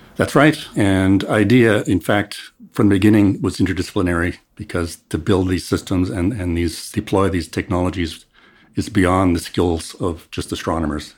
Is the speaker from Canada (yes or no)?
yes; Canada; moved away as an adult; now in South Africa; I'm originally from Canada, but I came to South Africa in twenty fourteen